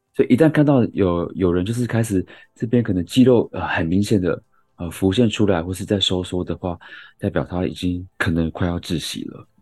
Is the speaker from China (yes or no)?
no; Yilan County, Taiwan; moved away; 我是宜兰人